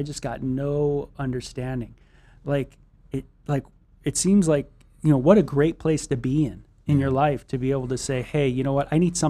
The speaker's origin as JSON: {"language": "English", "region": "Southern California", "country": "United States", "tie": "born or raised there"}